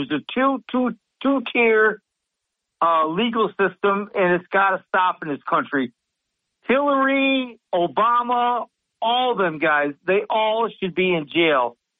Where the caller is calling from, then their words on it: Sidney, New York, United States; Sydney, New York.